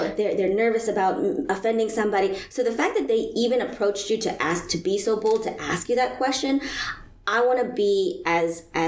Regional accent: United States; I'm of Asian descent, but I'm American Muslim.

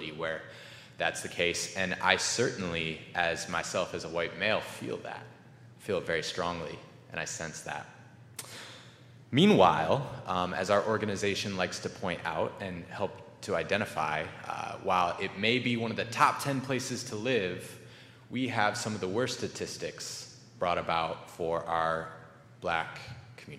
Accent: Rockford, Illinois, United States; moved away as an adult; now in Madison, United States; I grew up in Rockford, Illinois

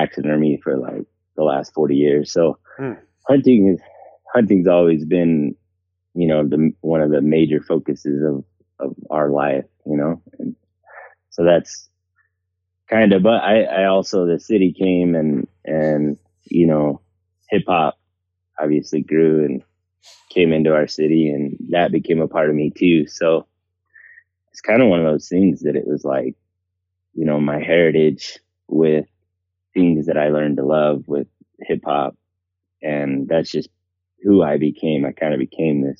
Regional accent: Salt Lake City, Utah, United States; I'm from Salt Lake, Utah area.

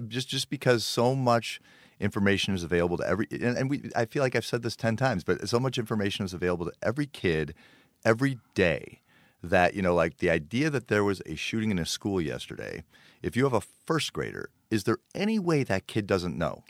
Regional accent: Park Ridge, Illinois, United States; I grew up in Park Ridge.

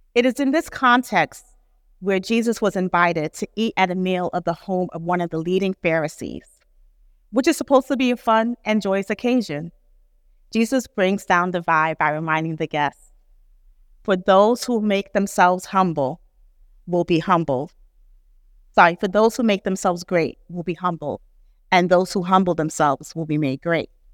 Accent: New York City, New York, United States; a first generation Nigerian American who grew up in New York City

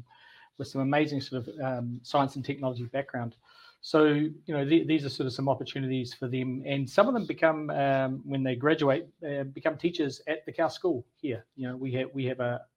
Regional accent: New Zealand; moved away as an adult; now in Saudi Arabia; something I grew up with in New Zealand

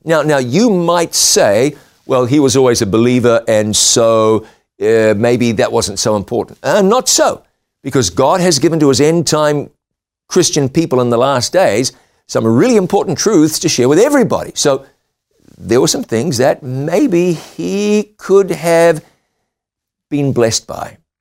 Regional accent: New Zealand; moved away; my home country of New Zealand

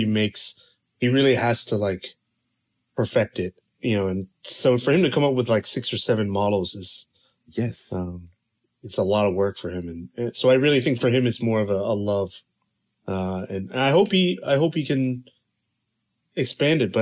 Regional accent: Durham, North Carolina, United States; moved away as an adult; also born or lived in Chapel Hill, North Carolina; now in China; I grew up in Durham, Chapel Hill

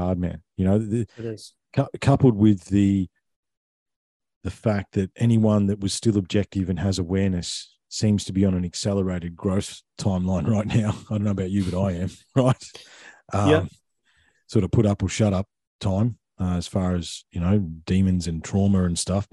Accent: Victoria, Australia; I grew up in Victoria, okay? That's mm-hmm. where most of my childhood was

